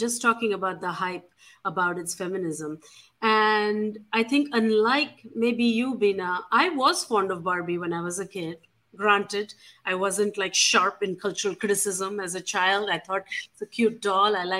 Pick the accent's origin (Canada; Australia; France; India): India; moved away; growing up in India